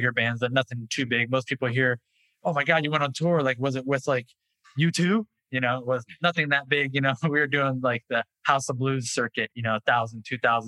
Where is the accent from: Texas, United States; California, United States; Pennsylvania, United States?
California, United States; Orange County; I've born and raised in Orange County, California. Lived within 5 square miles for 41 years now